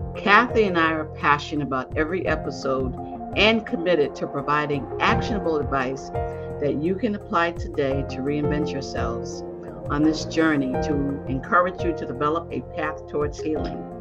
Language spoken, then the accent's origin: English; Boston, Massachusetts, United States; I'm from Boston